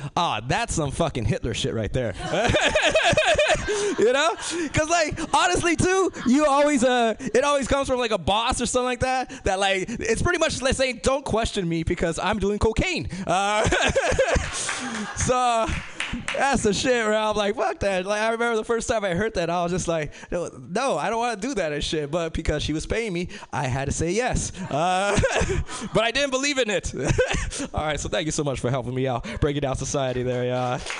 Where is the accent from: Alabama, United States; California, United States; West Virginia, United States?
California, United States; Los Angeles; I'm originally from South Central